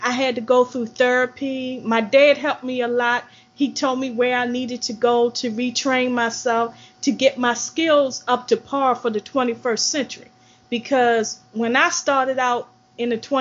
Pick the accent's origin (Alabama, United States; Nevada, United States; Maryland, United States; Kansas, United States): Maryland, United States; Baltimore; I grew up in Baltimore City in a working class family.